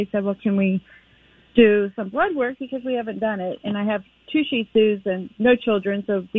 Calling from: Kansas City, Missouri, United States; I'm calling from Kansas City, so I know of Holistic that I went to.

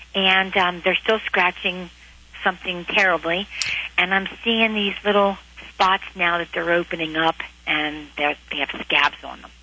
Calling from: Reading, Pennsylvania, United States; I'm calling from Reading, Pennsylvania.

